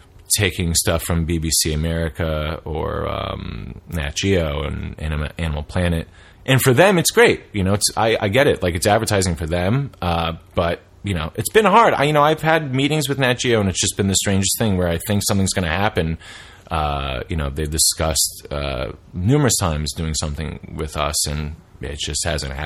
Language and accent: English; New York City, New York, United States; moved away; I'm from New York City originally, we both are, I'm from New York City